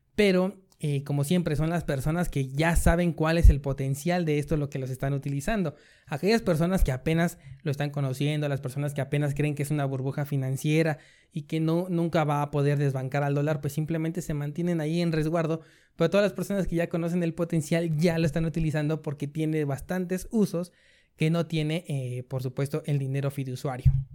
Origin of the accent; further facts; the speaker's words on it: Mexico; como decimos aquí, en México